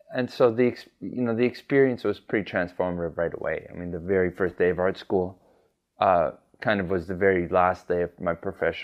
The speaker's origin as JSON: {"language": "English", "town": "Winnipeg", "region": "Manitoba", "country": "Canada", "tie": "born or raised there", "also_born_or_lived": "Denver, Colorado, United States / Calgary, Alberta, Canada / Japan", "moved": "yes", "lives_now": "Montreal, Canada", "said": "I'm originally from Denver. Grew up there until the age of 5, at which point I moved to Winnipeg, Manitoba."}